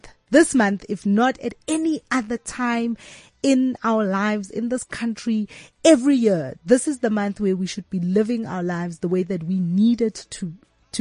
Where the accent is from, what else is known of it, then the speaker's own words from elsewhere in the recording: South Africa; as South African women